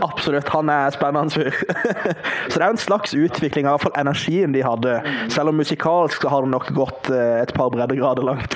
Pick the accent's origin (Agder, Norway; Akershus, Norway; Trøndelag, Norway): Agder, Norway; Farsund; also born or lived in Kristiansand; Jeg er fra Farsund.